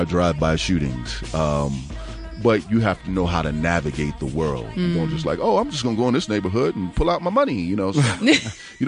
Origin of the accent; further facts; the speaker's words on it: Chicago, Illinois, United States; I'm from the West Side